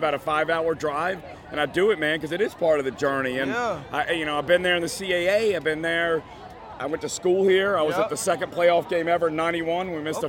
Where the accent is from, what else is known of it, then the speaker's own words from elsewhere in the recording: Summit, New Jersey, United States; I'm from Summit, New Jersey, which is about 30 minutes outside of New York City.